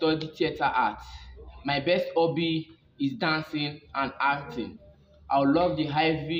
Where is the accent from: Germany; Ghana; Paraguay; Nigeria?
Nigeria; I'm from Nigeria. I'm a student of University of Calabar, Faculty of Humanities.